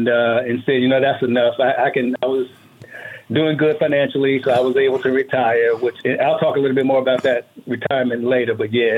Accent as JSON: {"language": "English", "town": "Washington", "region": "District of Columbia", "country": "United States", "tie": "born or raised there", "also_born_or_lived": "Bowie, Maryland", "moved": "as an adult", "lives_now": "Las Vegas, United States", "said": "I'm from Washington, D.C., born and raised. Mm. Most recently, I was in Bowie, Maryland for the 20 years right before I moved here, which was about 4.5 years ago."}